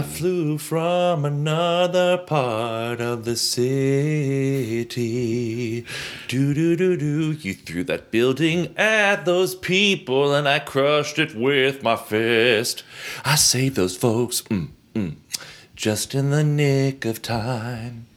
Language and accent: English; the South, United States; I grew up in the South